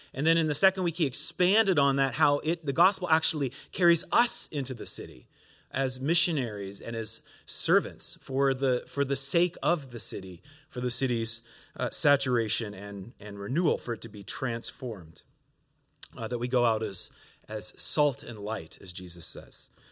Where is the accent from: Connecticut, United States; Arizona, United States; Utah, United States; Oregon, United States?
Oregon, United States; moved away as an adult; now in Montreal, Canada; I'm originally from Oregon, uh, and, uh, grew up there.